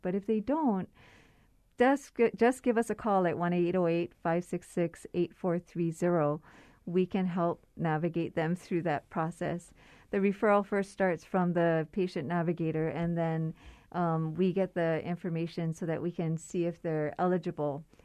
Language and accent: English; Oahu, Hawaii, United States; I grew up on Oahu